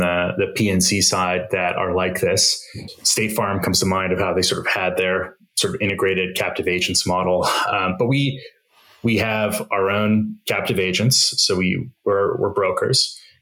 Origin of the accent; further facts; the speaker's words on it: Arizona, United States; moved away as an adult; I grew up in Arizona, bounced around to the coasts for a couple schools